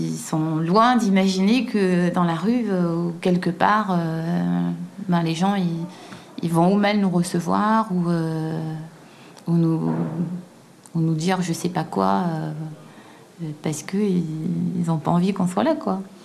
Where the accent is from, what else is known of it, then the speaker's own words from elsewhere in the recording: Guadeloupe; moved away; je suis noire et que je viens de Guadeloupe, quoi. Enfin, je viens d'un tout petit endroit